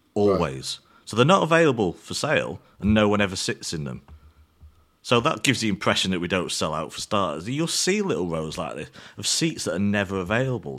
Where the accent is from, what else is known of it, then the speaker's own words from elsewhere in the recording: England, United Kingdom; as an English fan